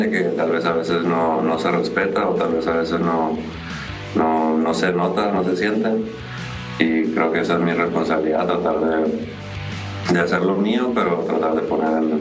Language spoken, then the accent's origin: Spanish; Sonora, Mexico